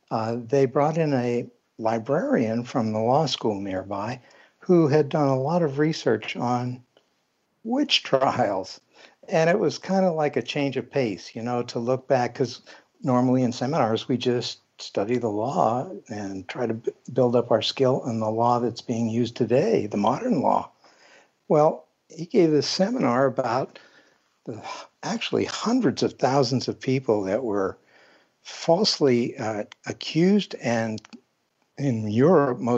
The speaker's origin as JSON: {"language": "English", "region": "Pennsylvania", "country": "United States", "tie": "born or raised there", "said": "I was born in Pennsylvania, and most of my life I've lived here."}